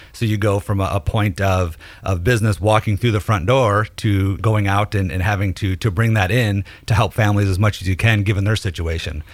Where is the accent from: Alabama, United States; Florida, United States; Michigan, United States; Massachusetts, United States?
Michigan, United States; Detroit; moved away as an adult; also born or lived in Nashville, Tennessee; now in Hendersonville, United States; I'm originally from Detroit, moved to Nashville in 07